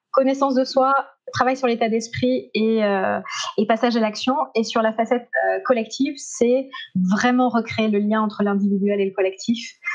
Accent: Montpellier, Occitania, France; moved away as an adult; also born or lived in Strasbourg; comme j'étais de Montpellier

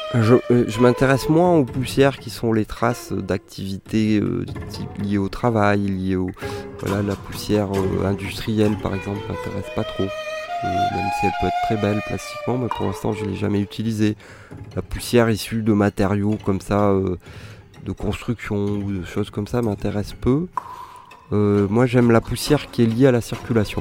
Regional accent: Réunion; moved away; j'ai grandi à La Réunion

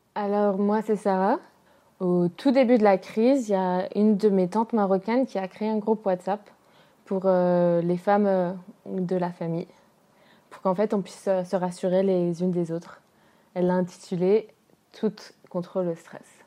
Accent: France; Moi, j'ai grandi en France avec ma mère blanche française

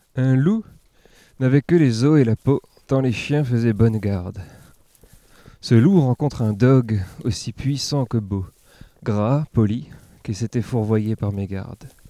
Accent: Ammertzwiller, Grand Est, France; also born or lived in Saint-Pierre-et-Miquelon; J'ai grandi dans le Sungo. Je suis né à Saint-Pierre-et-Miquelon. Et mon, père est alsacien, par contre, donc on est revenu. Euh, en Alsace

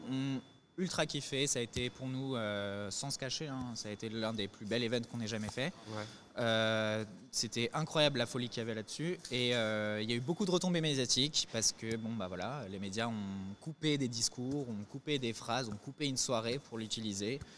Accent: Paris, Île-de-France, France; on vient de Paris, on est de Paris

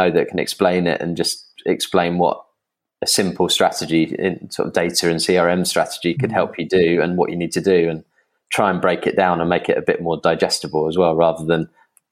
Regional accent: England, United Kingdom; I'm English

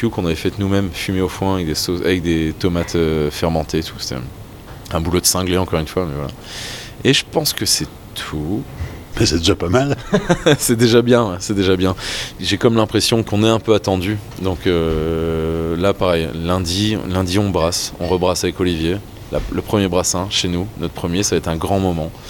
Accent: Flanders, Belgium; avant d'être brasseur, avant d'être cuisinier, je suis flamand et que jeter quelque chose, ça me fait toujours très très très mal au cœur.

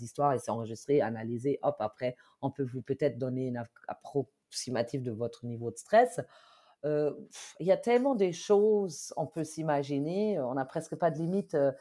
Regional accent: Germany; accent: German; French is a second language; now in France; si vous avez peut-être entendu mon accent, je suis allemande de base.

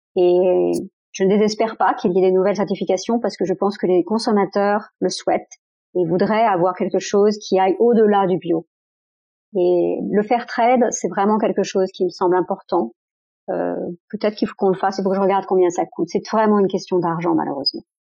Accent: France; je suis née en France

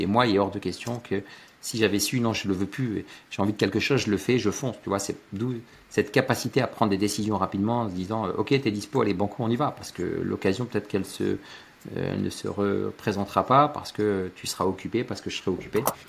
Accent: Loos-en-Gohelle, Hauts-de-France, France; J'habite à, à Los à côté de Lens, dans le Pas-de-Calais. Je suis un ch'timi, je suis un boyau rouge, je suis né là-bas

